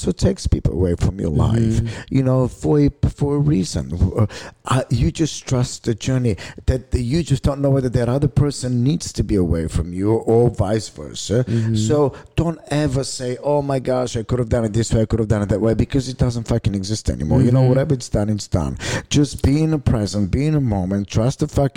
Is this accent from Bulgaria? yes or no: yes; Bulgaria; now in United States; I come from Bulgaria.